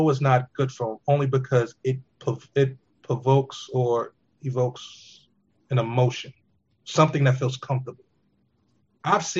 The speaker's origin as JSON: {"language": "English", "town": "New York City", "region": "New York", "country": "United States", "tie": "born or raised there", "said": "We grew up in New York in the city"}